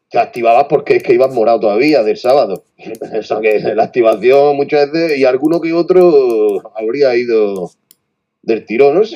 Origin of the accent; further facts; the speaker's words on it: Albacete, Castilla-La Mancha, Spain; Yo soy de Albacete y, me quedo en, Albacete Resort.